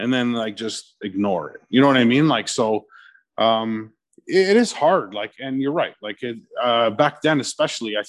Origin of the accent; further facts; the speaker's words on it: Chester Lee, then Markham, Ontario, Canada; growing up in Chester Lee, like I played hockey